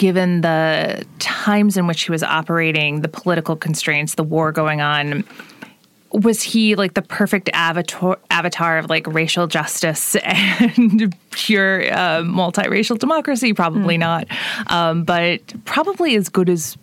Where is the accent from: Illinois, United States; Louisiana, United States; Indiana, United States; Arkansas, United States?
Indiana, United States; Evansville; I'm from Evansville originally